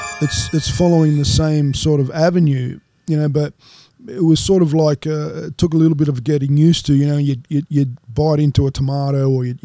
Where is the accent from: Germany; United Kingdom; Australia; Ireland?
Australia; now in United States; we're originally from Australia.